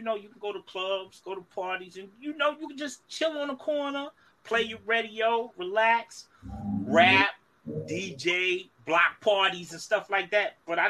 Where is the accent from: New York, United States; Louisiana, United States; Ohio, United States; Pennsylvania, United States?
New York, United States; New York City; moved away; Original Brooklyn night.